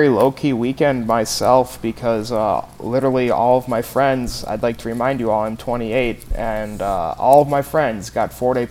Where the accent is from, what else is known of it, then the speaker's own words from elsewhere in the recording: Minnesota, United States; now in Chicago, United States; as a Minnesota. Minnesotan